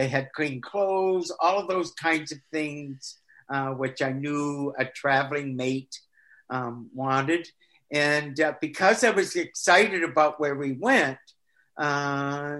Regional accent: Michigan, United States; also born or lived in Maine; now in Florida, United States; Started in Michigan, then Maine, and now Florida. Yes. Yeah. But most of my schooling and that was in Michigan

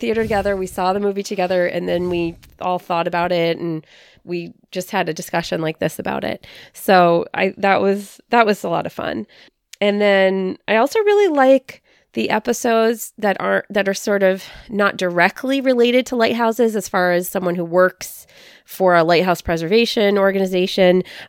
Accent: San Francisco, California, United States; I'm originally from the Bay Area of California, so outside of San Francisco.

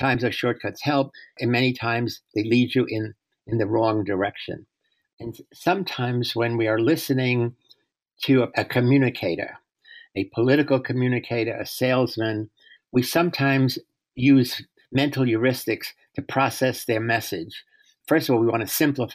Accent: New York, United States; moved away as an adult; now in San Francisco, United States; I was born in the South Bronx on March 23rd, 1933

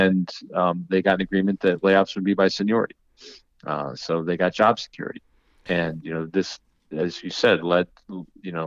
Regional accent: Michigan, United States; my home state

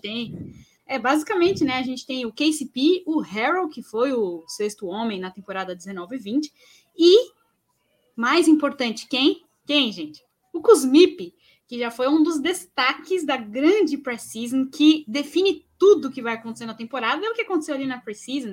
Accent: São Paulo, Brazil; eu sou de São Paulo

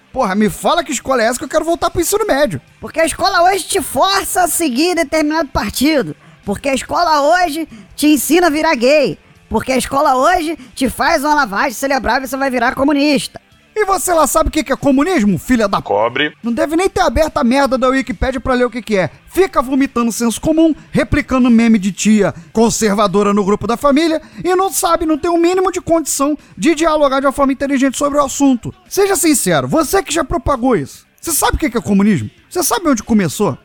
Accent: Brazil; somos brasileiros

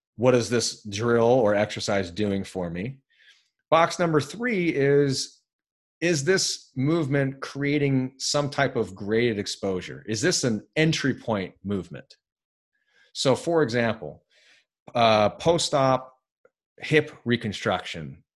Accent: United States; I'm American

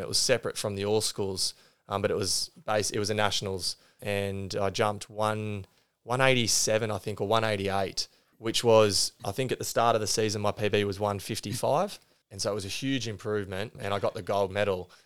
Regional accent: Green Point, New South Wales, Australia; also born or lived in Sydney; I grew up on the Central Coast. Uh, we moved here from Sydney when I was, uh, just four. And so I, I lived in Green Point

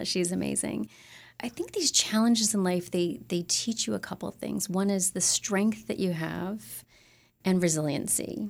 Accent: Upstate New York, United States; I grew up in upstate New York

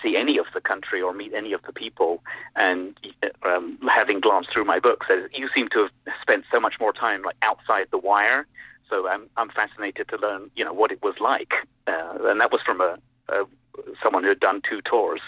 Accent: United States; as an American

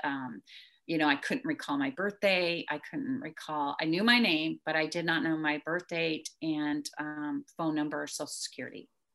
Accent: near Chicago, Illinois, United States; now in Texas, United States; I did not grow up here. I grew up near Chicago, but moved here

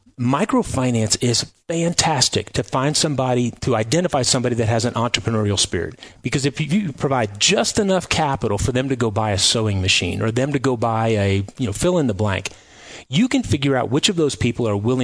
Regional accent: Kirksville, Missouri, United States; Kirksville, Missouri.

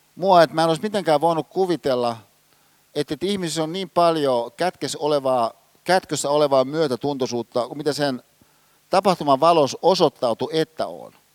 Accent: Hyvinkää, Uusimaa, Finland; Hyvinkäällä, missä mä oon kotosin, siinä mun kotitalossa

